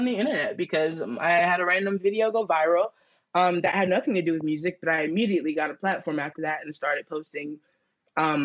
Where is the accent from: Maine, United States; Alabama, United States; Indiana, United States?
Alabama, United States; now in New York, United States; I'm from Alabama